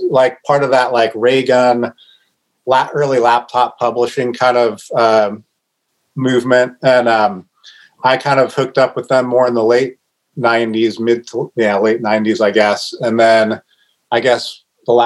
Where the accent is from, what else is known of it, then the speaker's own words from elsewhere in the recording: Northwest, Pacific Northwest, United States; I grew up here